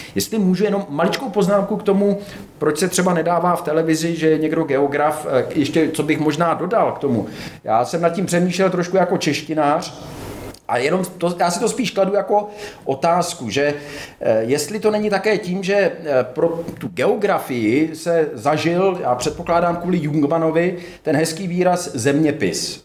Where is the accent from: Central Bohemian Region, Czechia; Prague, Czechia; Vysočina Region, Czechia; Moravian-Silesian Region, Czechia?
Vysočina Region, Czechia; tam u nás na Vysočině